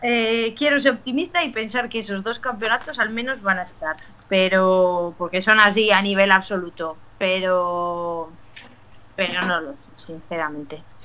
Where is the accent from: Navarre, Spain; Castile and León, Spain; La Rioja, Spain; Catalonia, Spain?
La Rioja, Spain; Logroño; los que somos de Logroño